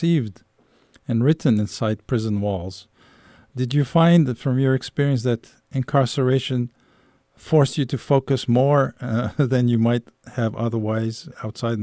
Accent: Algeria; moved away; I'm originally from Algeria

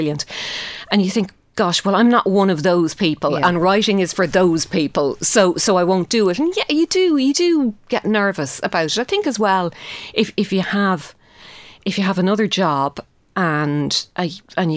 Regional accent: Shannon, Munster, Ireland; moved away as an adult; also born or lived in England; now in Dublin, Ireland; growing up in Shannon

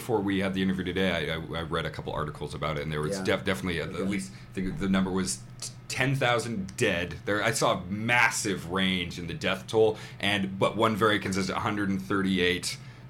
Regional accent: Canada

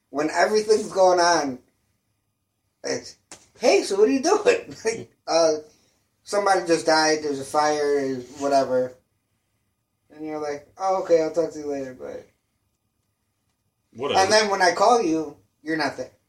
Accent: Philippines; Well, I'm Filipino, so I inherently like them

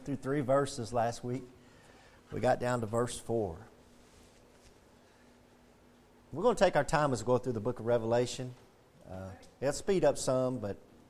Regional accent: United States; as American Christians

